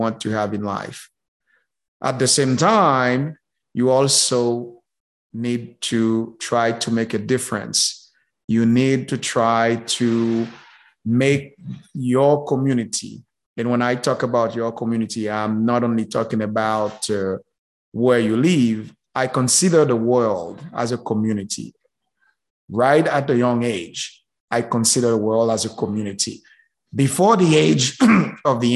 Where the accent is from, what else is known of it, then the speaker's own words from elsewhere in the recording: Haiti; moved away; I was born and raised in Haiti